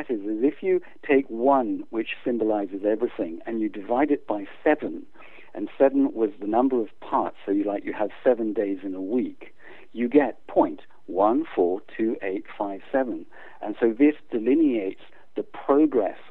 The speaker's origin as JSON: {"language": "English", "country": "South Africa", "tie": "born or raised there", "also_born_or_lived": "England / United States", "moved": "as an adult", "lives_now": "United Kingdom", "said": "my parents took us out to South Africa when I was 8. So I unfortunately grew up under apartheid regime"}